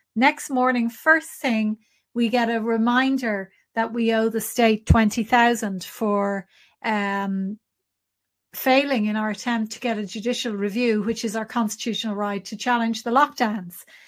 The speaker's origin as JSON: {"language": "English", "country": "Ireland", "said": "as Irish people"}